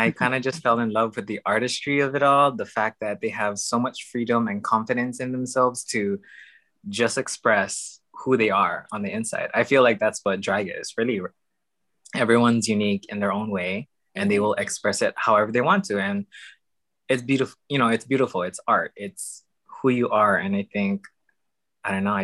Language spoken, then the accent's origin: English; Honolulu, Hawaii, United States; moved away as an adult; now in Seattle, United States; I am originally from Honolulu, Hawaii, which is on the island of Oahu, for those who don't know. I'm pretty much born and raised there